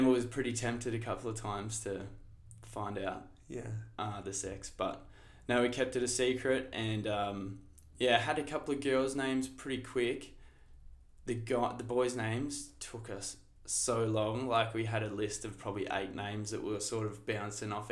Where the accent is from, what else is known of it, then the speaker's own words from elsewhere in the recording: Shepparton, Victoria, Australia; born and raised in Shepparton by my wonderful parents